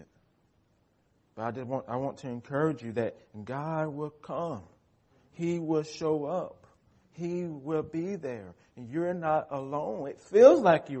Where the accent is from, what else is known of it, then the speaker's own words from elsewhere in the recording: United States; American Christians